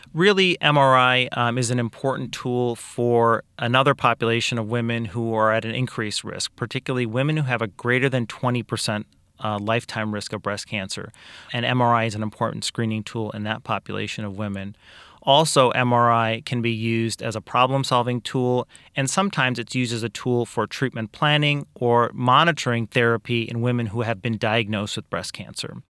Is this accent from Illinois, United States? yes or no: yes; Kankakee, Illinois, United States; also born or lived in Iowa / Peoria; I am originally from Kankakee. I grew up here, was raised here